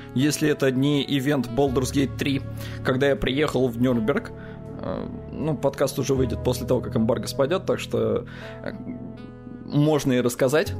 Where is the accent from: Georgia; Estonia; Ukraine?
Estonia; я ему говорю, Эстония